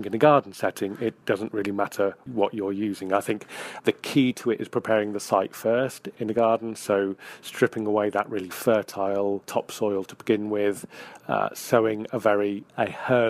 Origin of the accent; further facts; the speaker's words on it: Hampshire, South East England, United Kingdom; also born or lived in northwest Wales; now in Wales, United Kingdom; I grew up in Hampshire, so my dad was an arable farmer down there